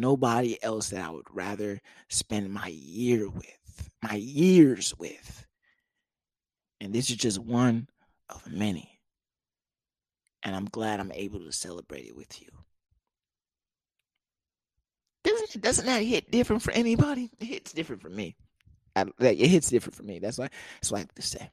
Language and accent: English; United States; I'm not African, but I am black. I'm African American